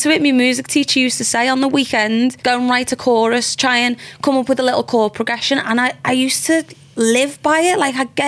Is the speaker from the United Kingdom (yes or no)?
yes; Liverpool, North West England, United Kingdom; moved away as an adult; I'm there from Liverpool